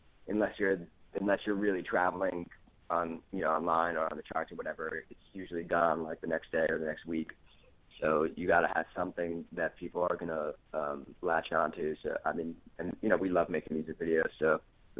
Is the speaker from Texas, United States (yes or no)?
no; New York, United States; moved away as an adult; I'm originally from New York